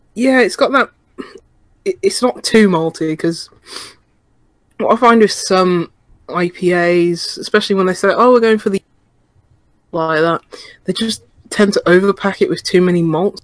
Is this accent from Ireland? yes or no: no; United Kingdom; As a Brit